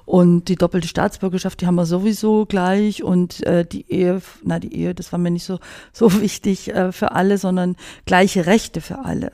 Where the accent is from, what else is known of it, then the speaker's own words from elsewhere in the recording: Swabia, Germany; moved away; als Schwäbin